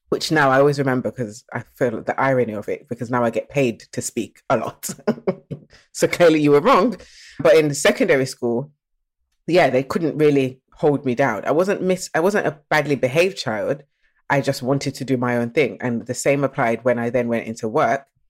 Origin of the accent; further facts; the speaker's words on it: Nottingham, East Midlands, United Kingdom; also born or lived in Birmingham; I was born in Birmingham, but I was actually raised in Nottingham